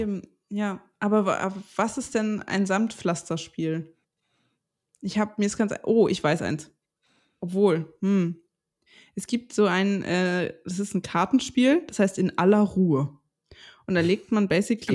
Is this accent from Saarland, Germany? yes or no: no; Stralsund, Mecklenburg-Vorpommern, Germany; moved away; in Stralsund, wo ich groß geworden bin.